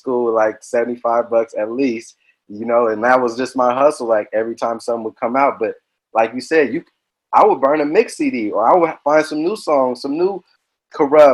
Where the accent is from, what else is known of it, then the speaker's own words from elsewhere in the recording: Los Angeles, California, United States; I'm from South Central Los Angeles.